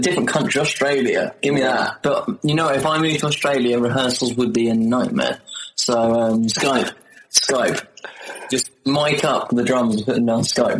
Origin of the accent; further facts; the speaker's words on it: Brighton, South East England, United Kingdom; born there; Yes. Yes, we are. We were born here.